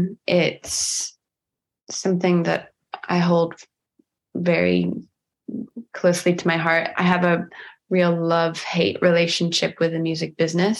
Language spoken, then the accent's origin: English; United States